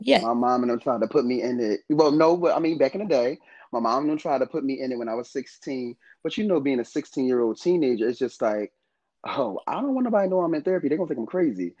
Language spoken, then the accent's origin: English; North New Jersey, United States; I was actually born in North New Jersey. I'm not from Philadelphia